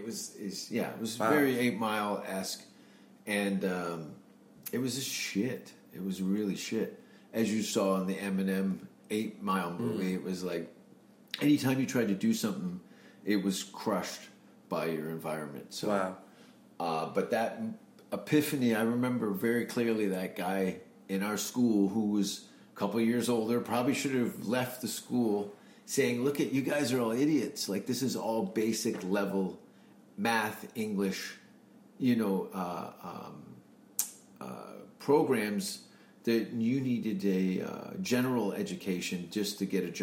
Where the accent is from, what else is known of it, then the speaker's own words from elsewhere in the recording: Hamilton, Ontario, Canada; moved away as an adult; also born or lived in Vancouver; I was born in Hamilton, Ontario, which is about 40 minutes from Toronto, near Niagara Falls, 1971. And then I moved in 93 to Vancouver